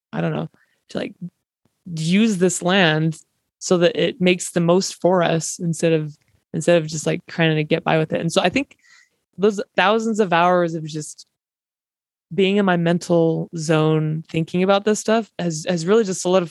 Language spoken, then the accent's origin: English; Eastern Utah, United States; growing up in Eastern Utah